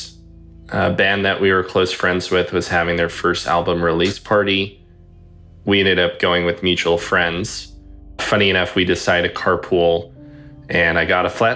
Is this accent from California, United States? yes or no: yes; Los Angeles, California, United States; I'm from Los Angeles